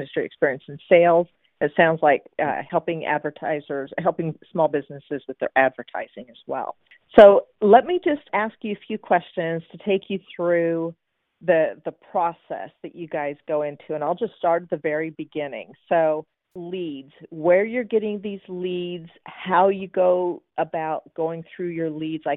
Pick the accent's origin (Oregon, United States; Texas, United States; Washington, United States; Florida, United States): Washington, United States; Seattle; Seattle, that's also my hometown.